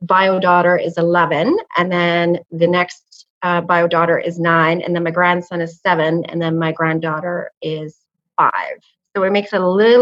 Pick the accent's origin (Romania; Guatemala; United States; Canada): Canada; We're from Canada